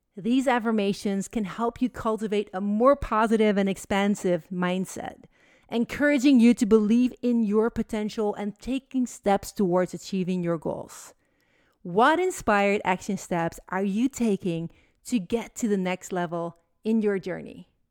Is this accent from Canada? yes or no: no; Netherlands; moved away as an adult; now in United States; Holland, my home country, to visit my family.